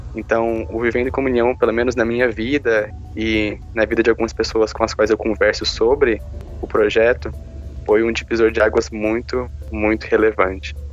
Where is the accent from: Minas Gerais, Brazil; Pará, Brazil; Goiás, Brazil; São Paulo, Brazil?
Goiás, Brazil; Caldas Novas; moved away as an adult; now in Ribeirão Preto, Brazil; eu sou natural de Caldas Novas, Goiás, mas vivo em Ribeirão Preto também por conta da faculdade